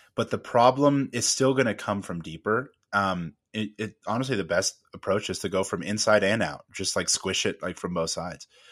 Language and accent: English; California, United States; I'm from originally from California